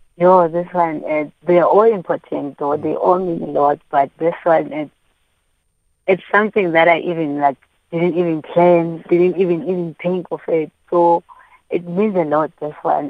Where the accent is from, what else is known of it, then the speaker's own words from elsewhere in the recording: East London, Eastern Cape, South Africa; we grew up in Eastern Cape